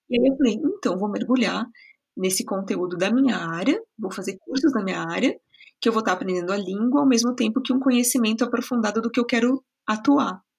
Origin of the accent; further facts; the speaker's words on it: Tietê, São Paulo, Brazil; O meu sotaque vem de um pedacinho do estado de São Paulo, uma cidade pequenininha, é, muito querida, chamada Tietê.